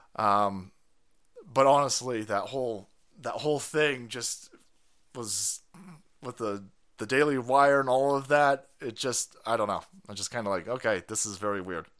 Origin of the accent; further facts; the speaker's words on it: United States; I'm American